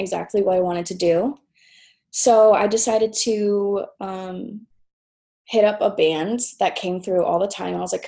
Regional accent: Tulsa, Oklahoma, United States; also born or lived in Norman, Oklahoma; I kind of grew up in this Tulsa music scene

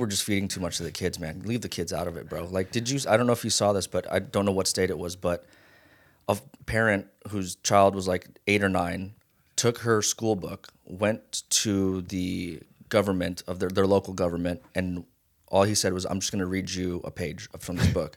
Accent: Las Vegas, Nevada, United States; also born or lived in Hawaii; now in Los Angeles, United States; I was born in Hawaii, raised in Vegas.

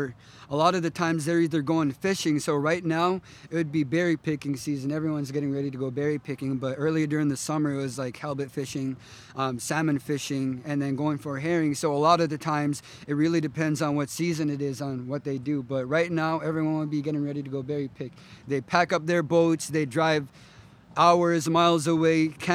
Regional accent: Toksook Bay, Alaska, United States; I'm originally from Tuksuk Bay. I've got family in Atmatok. That's where my dad's side is, but mainly grew up in Tuksuk Bay, which is southwest part of Alaska

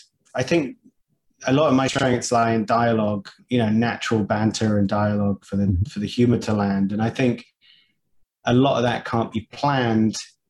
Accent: Dubai, United Arab Emirates; Growing up in Dubai, like I it's a very multicultural place.

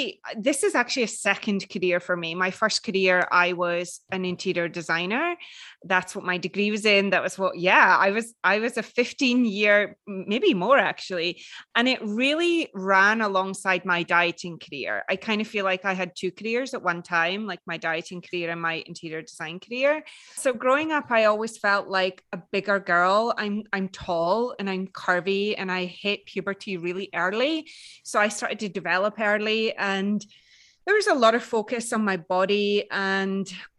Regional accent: Edinburgh, Scotland, United Kingdom; It's Edinburgh in Scotland, in the UK.

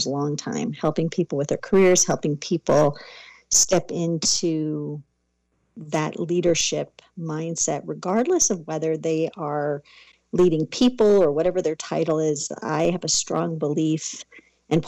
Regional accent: Southern California, United States; I grew up in Southern California, born and raised.

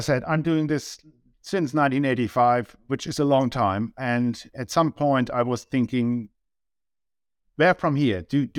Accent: Germany; accent: German; English is a second language; moved away as an adult; you can tell by my accent I'm from Germany.

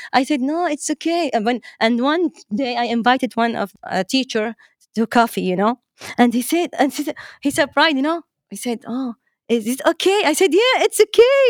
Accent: Dammam, Eastern Province, Saudi Arabia; English is a second language; I was born in Dammam, and I'm, I'm from Saudi Arabia, uh, Eastern Province

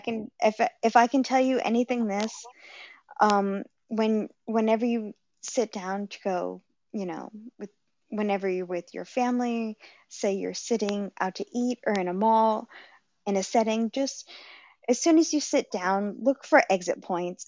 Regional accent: Rhode Island, United States; I'm from Rhode Island, um, Providence Place Mall.

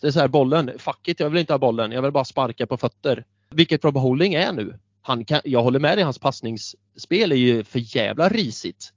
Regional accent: Björneborg, Värmland, Sweden; började spela fotboll på skolgården i Björneborg där jag växte upp, liten håla i Värmland

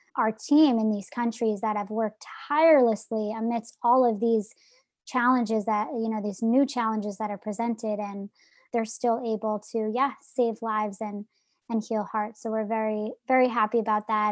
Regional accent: New Jersey, United States; I'm from New Jersey

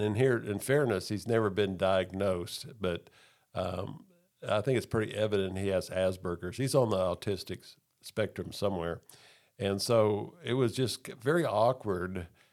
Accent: Texas, United States; also born or lived in Oklahoma; I grew up primarily in Texas, a little bit in Oklahoma.

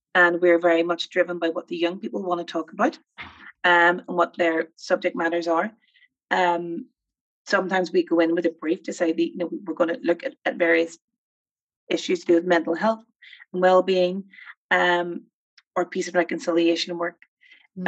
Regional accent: Armagh, Northern Ireland, United Kingdom; as you can tell from my accent, I'm from Northern Ireland. I grew up in a place called Armagh

